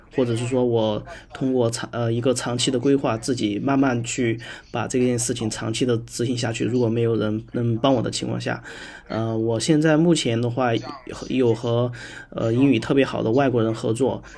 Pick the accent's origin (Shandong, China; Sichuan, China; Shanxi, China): Sichuan, China; 我呢是来自于四川